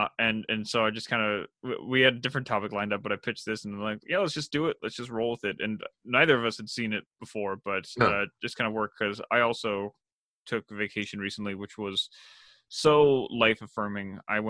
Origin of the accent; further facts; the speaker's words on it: a town not far from Orcas Island, Washington, United States; my hometown is not that far from it, which was a very conservative town